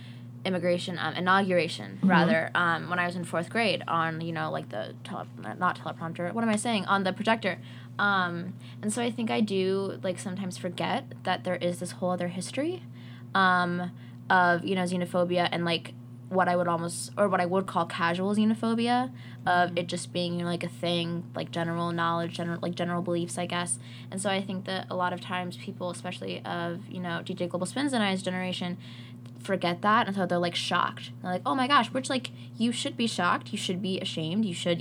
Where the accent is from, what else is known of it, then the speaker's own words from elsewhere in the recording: Cherokee County, Georgia, United States; I'm from Cherokee County in Georgia